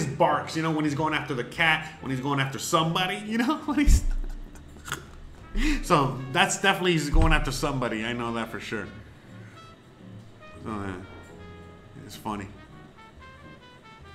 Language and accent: English; Miami, Florida, United States; moved away as an adult; now in Mérida, Mexico; Yes, I'm from Miami. Originally from Miami-Dade County, 305.